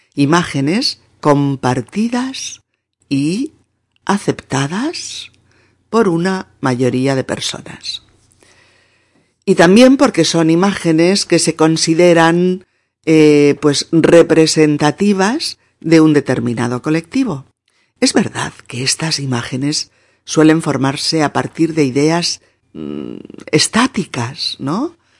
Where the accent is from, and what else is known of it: Spain